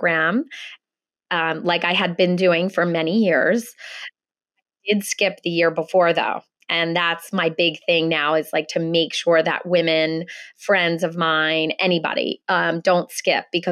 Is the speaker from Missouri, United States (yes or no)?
no; Philadelphia, Pennsylvania, United States; moved away as an adult; I am born and raised in Philadelphia. I've lived in lots of other places, but I have been back in Philly with my family probably about 12 years now.